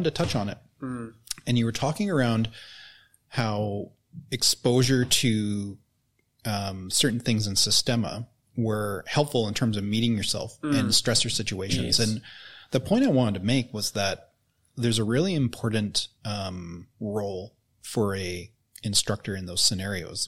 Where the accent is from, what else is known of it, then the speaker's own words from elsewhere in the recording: Canada; now in New Zealand; I grew up in Canada